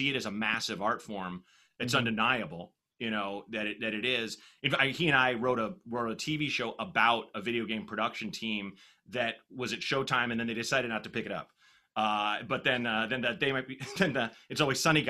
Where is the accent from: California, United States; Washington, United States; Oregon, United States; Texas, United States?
Oregon, United States; Portland; I was growing up in Portland, Oregon